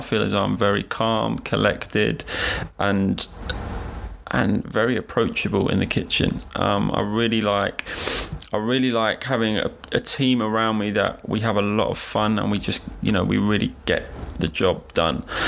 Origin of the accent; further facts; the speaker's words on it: London, United Kingdom; London, being born here and just growing up in London